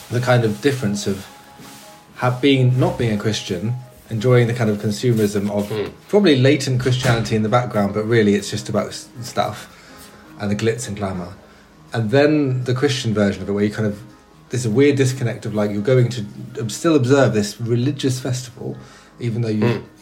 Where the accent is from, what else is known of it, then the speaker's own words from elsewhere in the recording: Brighton, South East England, United Kingdom; my hometown, has